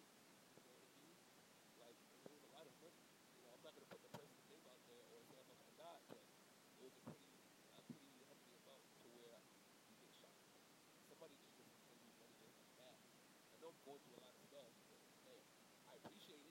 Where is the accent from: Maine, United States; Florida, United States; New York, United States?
Florida, United States; Broward County; I'm from Broward County